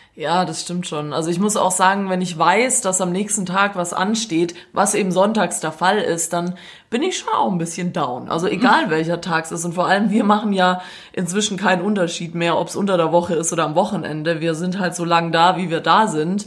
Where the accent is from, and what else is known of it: Stuttgart, Baden-Württemberg, Germany; accent: Swabian